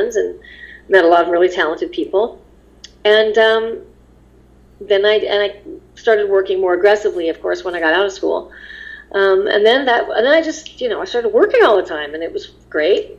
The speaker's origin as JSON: {"language": "English", "town": "Los Angeles", "region": "California", "country": "United States", "tie": "born or raised there", "said": "when you grow up in Los Angeles"}